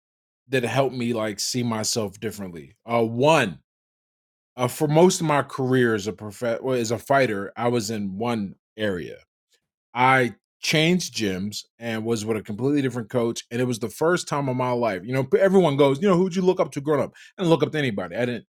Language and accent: English; Pittsburgh, Pennsylvania, United States; I grew up in Pittsburgh, Pennsylvania. Mm-hmm. Pittsburgh, Pennsylvania, and two housing projects. We lived in the Hill District housing projects, Addison Terrace